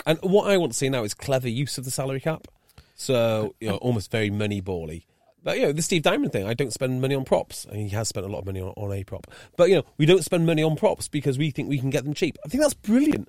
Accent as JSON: {"language": "English", "region": "North Wales", "country": "United Kingdom", "also_born_or_lived": "Bristol", "moved": "as an adult", "said": "I'm from North Wales and we had no rugby"}